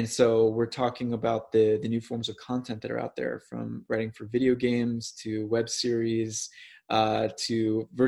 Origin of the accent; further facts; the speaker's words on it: St. Louis, Missouri, United States; moved away as an adult; I'm from St. Louis, Missouri